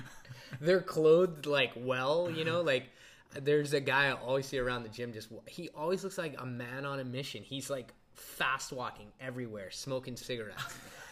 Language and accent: English; United States; being that I'm American